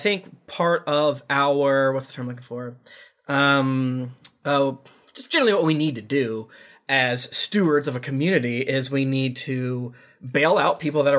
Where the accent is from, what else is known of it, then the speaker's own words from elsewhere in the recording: Boston, Massachusetts, United States; And I'm from Boston.